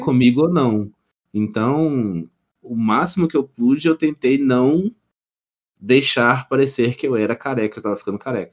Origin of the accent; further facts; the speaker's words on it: Minas Gerais, Brazil; nós três aqui somos Mineiros